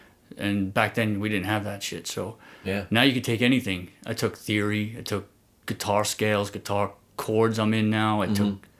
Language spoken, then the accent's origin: English; New York City, New York, United States; I grew up in Sheepshead Bay